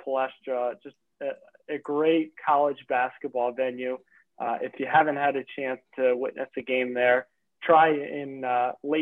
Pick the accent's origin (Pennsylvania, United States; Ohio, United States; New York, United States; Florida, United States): Pennsylvania, United States; Philadelphia; we're from Philadelphia